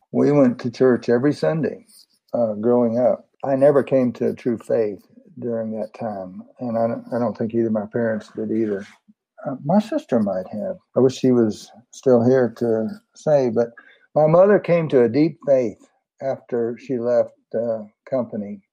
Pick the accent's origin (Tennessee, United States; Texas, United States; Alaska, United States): Texas, United States; San Antonio; I was born in San Antonio, 1948